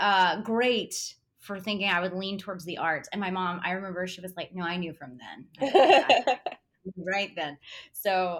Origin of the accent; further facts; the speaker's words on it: Tupelo, Mississippi, United States; moved away as an adult; now in Los Angeles, United States; grew up in Tupelo, Mississippi, and I went to Ole Miss